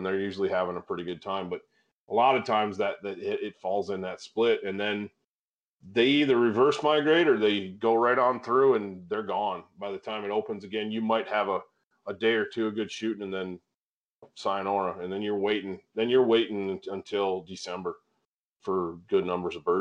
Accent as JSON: {"language": "English", "region": "Michigan", "country": "United States", "tie": "born or raised there", "moved": "yes", "lives_now": "Wyoming, United States", "said": "growing up in Michigan"}